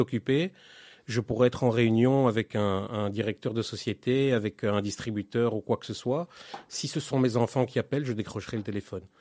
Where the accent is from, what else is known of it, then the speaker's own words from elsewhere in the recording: Belgium; moved away as an adult; now in Israel; je suis né en Belgique en 1972